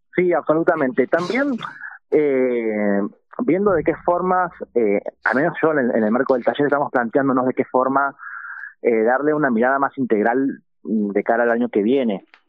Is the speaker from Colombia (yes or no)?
no; Victoria, Entre Ríos, Argentina; yo soy oriundo de Victoria y allí, en la escuela en la que transité la, el nivel secundario